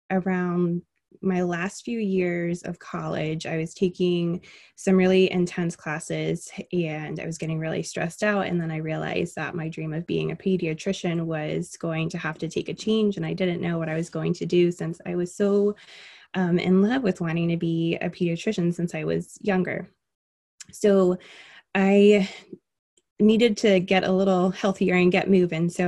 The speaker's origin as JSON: {"language": "English", "town": "Miami", "region": "Florida", "country": "United States", "also_born_or_lived": "Alaska", "lives_now": "Indiana, United States", "said": "So, I am not originally from Indiana, I'm originally from Miami. And my dad was in the Army, so we moved throughout the entire um, United States for the most part. And we actually moved here from Alaska."}